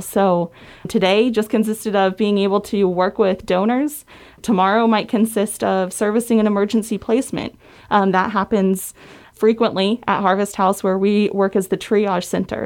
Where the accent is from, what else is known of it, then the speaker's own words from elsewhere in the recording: West Virginia, United States; moved away as an adult; I came from West Virginia, born and raised, lived there all my life